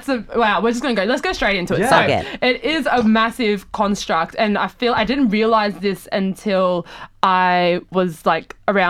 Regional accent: Australia; You say the same thing to me when you ask where I'm from. And if I say Australia, you go, but where are you really from?

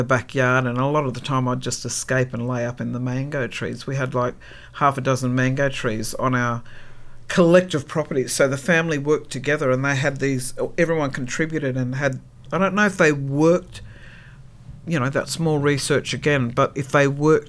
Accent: Tweed Heads, New South Wales, Australia; also born or lived in Brisbane, Queensland; My childhood was up on the Tweed, I was born in Brisbane on Turrbal country, but brought up on Bundjalung country, which is Northern Rivers, New South Wales, Tweed Heads, and that's where that community moved.

